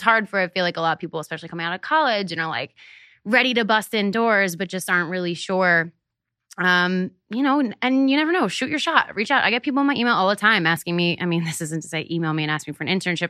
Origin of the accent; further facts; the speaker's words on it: Hershey, Pennsylvania, United States; moved away; I grew up in Hershey, Pennsylvania.